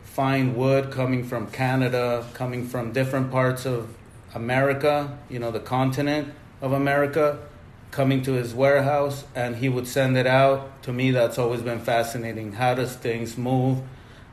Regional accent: Mexico; moved away; I grew up in Mexico

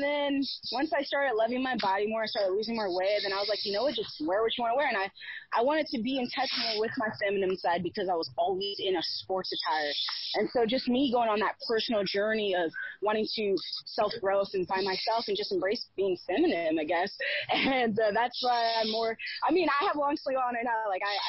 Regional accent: Canada; Like, I'm Canadian.

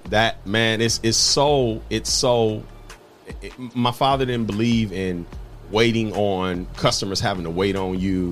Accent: Toledo, Ohio, United States; born or raised there

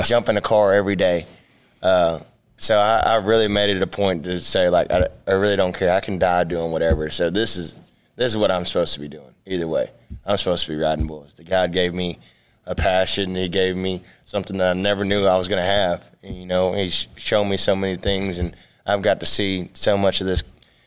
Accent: Texas, United States; I'm from Texas

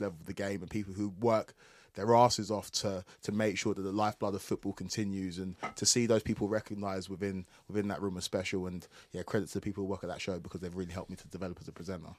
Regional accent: Essex, East of England, United Kingdom; I am from Essex

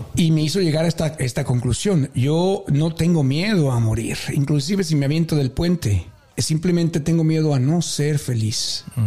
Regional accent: Mexico; nosotros como mexicanos

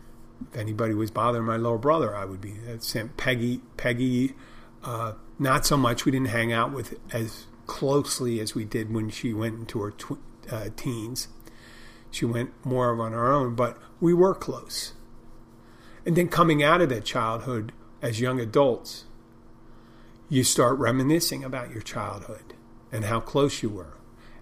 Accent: Odenton, Maryland, United States; I'm from Odenton, Maryland. Originally.

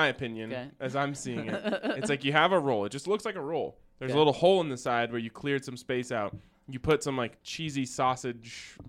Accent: Australia; I'm from Australia, and I know better than that.

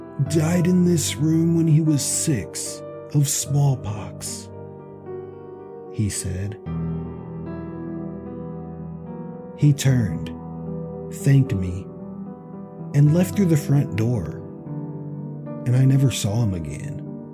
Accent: Tennessee, United States; I grew up in Tennessee, about 1 mile from the Tennessee-Kentucky state line. There's actually a road there named State Line Road

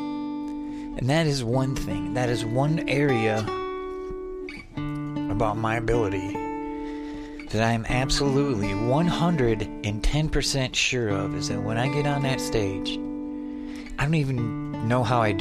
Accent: Adrian, Michigan, United States; moved away as an adult; now in Arizona, United States; that was in Adrian, Michigan, my hometown, at the Adrian Eagles

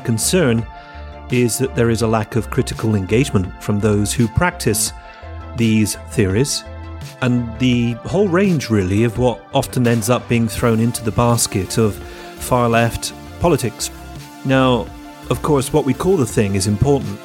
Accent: United Kingdom; now in Italy; I'm a Brit

